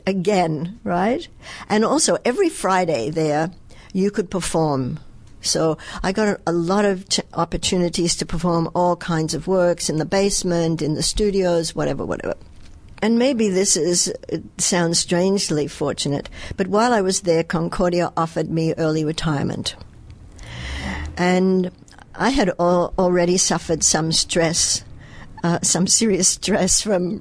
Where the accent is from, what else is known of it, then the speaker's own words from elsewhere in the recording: Australia; accent: Australian; moved away as an adult; also born or lived in New York; now in Montreal, Canada; originally I come from Australia